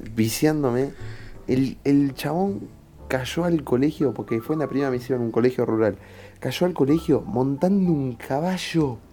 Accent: Buenos Aires, Argentina; Se cría de una manera en, no sé, en capital

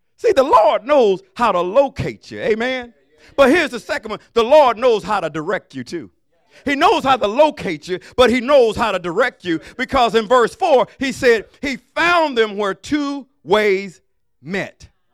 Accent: Alabama, United States; I'm from Alabama

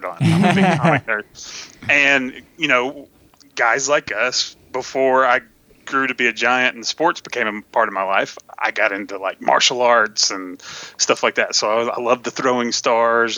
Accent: Tennessee, United States; also born or lived in Texas; I was born in Texas and raised in Tennessee

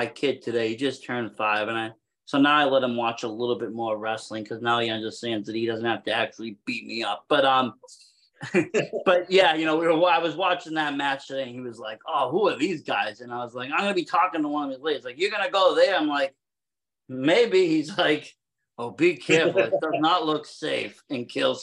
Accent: Massachusetts, United States; I'm from Mass

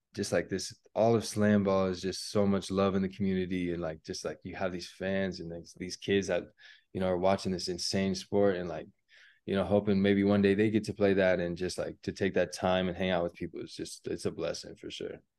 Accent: Colorado, United States; we grew up playing basketball in Colorado

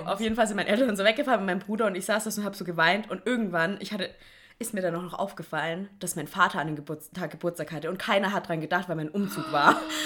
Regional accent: Swabia, Baden-Württemberg, Germany; ich komme ja auch aus dem Schwabenland

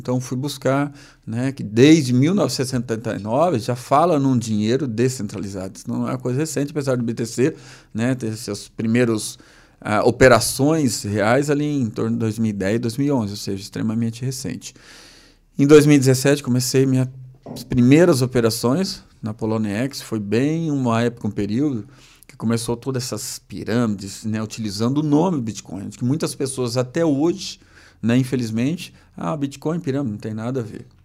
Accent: Maringá, Paraná, Brazil; moved away; also born or lived in Lages, Santa Catarina; eu sou natural de Maringá

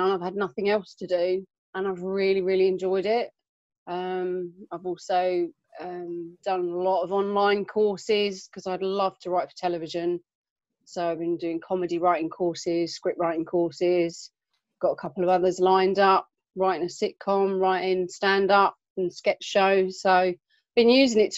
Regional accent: Southend-on-Sea, East of England, United Kingdom; now in Milton Keynes, United Kingdom; I was born in Southend in Essex. Okay. Yeah, born and bred. Moved up here

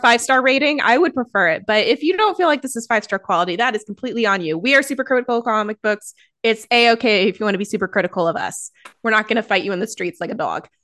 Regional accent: United States; as an American

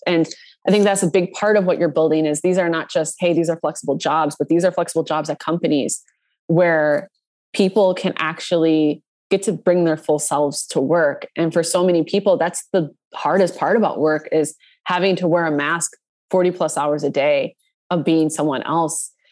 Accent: Minnesota, United States; I grew up in Minnesota.

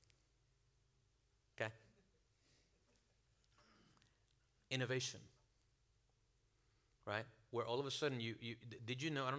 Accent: Venezuela; now in United States; I'm from Venezuela

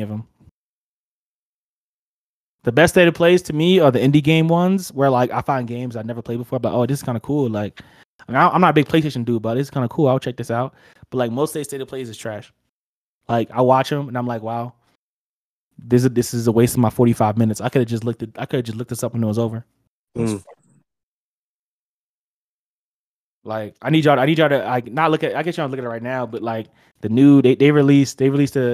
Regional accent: New Jersey, United States; accent: Jersey; now in Colorado, United States; My Jersey accent

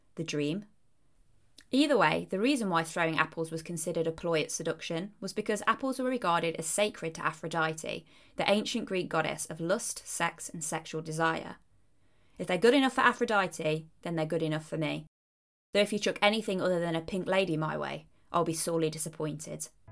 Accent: Leicestershire, East Midlands, United Kingdom; moved away; I originally hailed from Leicestershire if my accent hadn't already given it away.

